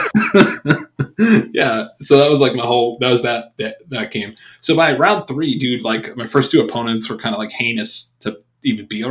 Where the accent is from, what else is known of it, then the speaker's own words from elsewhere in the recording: New York, United States; moved away; I'm not from Boston, dude. I'm from New York